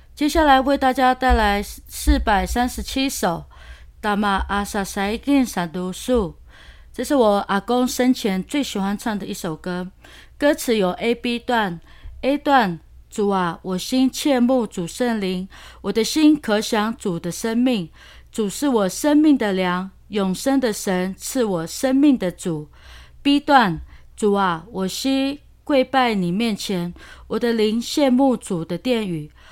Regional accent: Luona village, Xinyi Township, Nantou County, Taiwan; 我们罗纳人

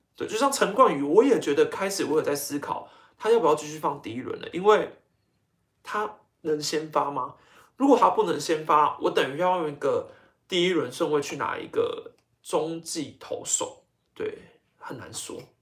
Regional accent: Taiwan; 我自己身为一个台湾人

